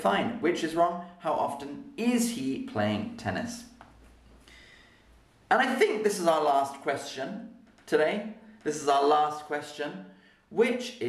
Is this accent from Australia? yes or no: no; United Kingdom; accent: British